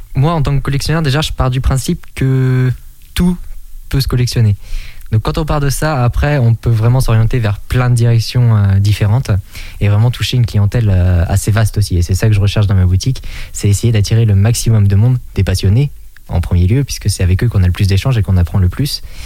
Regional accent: Étriché, Pays de la Loire, France; dans mon village natal, donc qui est Étriché situé dans le nord Maine-et-Loire

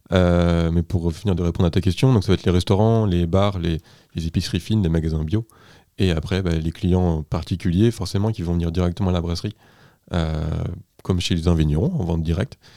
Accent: Anjou, Pays de la Loire, France; Je suis engin natif d'Anjou, des bords de Loire.

